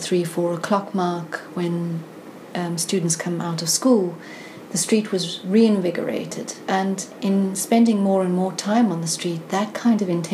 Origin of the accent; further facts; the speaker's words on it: South Africa; moved away as an adult; now in London, United Kingdom; I grew up in South Africa in the heart of the apartheid